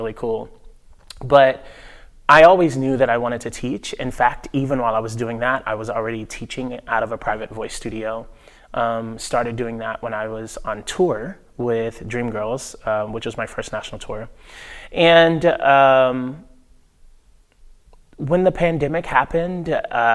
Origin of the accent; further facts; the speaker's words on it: Nashville, Tennessee, United States; moved away as an adult; I grew up in Nashville